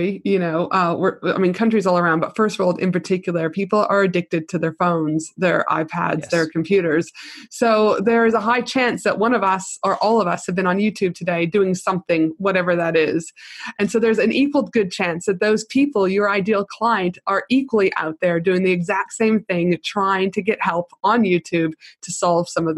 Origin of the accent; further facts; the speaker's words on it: Canada; accent: Canadian; my Canadian accent